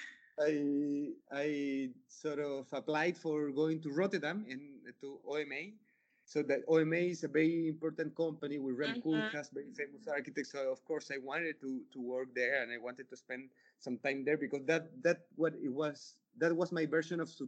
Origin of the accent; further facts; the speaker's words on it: Chile; also born or lived in Laja, Chile / Santiago, Chile; I'm from Chile. Chile is a pretty small country. And even like I spent my childhood in a small city in the south of Chile. So until I was like 10 or 11, I just lived in that small city. The city is called Laja.